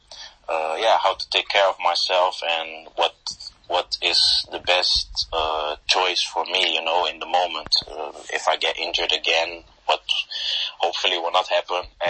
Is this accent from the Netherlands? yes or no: yes; Netherlands; moved away as an adult; also born or lived in Portugal; I was born in Holland. So I started my career in Holland